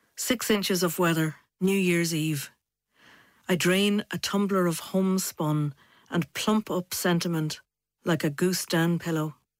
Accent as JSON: {"language": "English", "country": "Ireland", "also_born_or_lived": "United States", "moved": "as an adult", "lives_now": "Manchester, United Kingdom", "said": "I'm an Irish poet"}